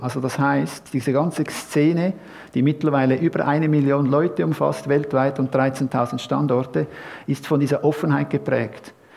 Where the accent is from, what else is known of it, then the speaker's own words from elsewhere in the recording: Horgen, Zurich, Switzerland; in meiner Gemeinde, wo ich herkomme, aus Horgen